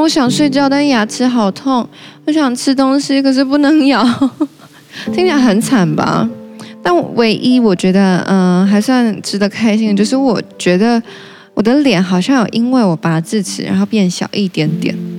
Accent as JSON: {"language": "Chinese", "region": "Taichung", "country": "Taiwan", "tie": "born or raised there", "moved": "yes", "lives_now": "Taipei, Taiwan", "said": "我老家在台中"}